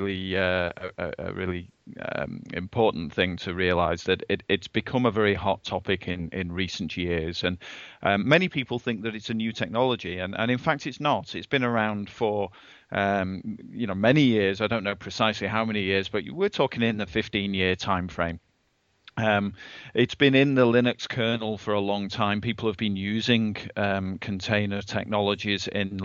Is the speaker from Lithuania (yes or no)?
no; England, United Kingdom; moved away as an adult; now in Redmond, United States; I'm an Englishman. I'm an expat here in Redmond in the US. And I moved over here a couple of years ago